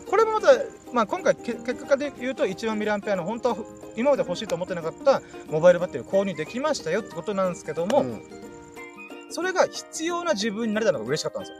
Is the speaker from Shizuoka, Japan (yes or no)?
no; Ginowan, Okinawa, Japan; 僕の地元にある、えーと、米浜って美味しいそば屋さんがあってあの、普天間中学校の向かいにあるそば屋さん